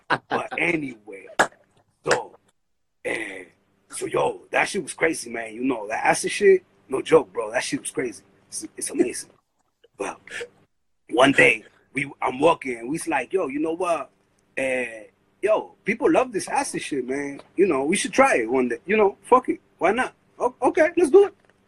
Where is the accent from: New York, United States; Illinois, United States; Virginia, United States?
New York, United States; Brooklyn; born there; A lot of people have a misconception that I came from Dominican Republic. But the truth is, man, I was born right here in Brooklyn.